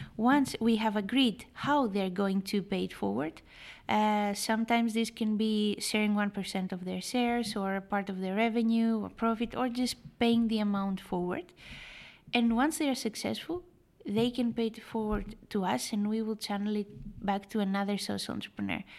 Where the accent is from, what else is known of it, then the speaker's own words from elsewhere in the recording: Greece; I was born and raised in Greece